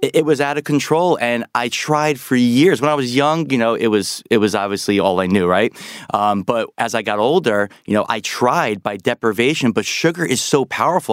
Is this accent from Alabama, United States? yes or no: no; New York, United States; I'm a New Yorker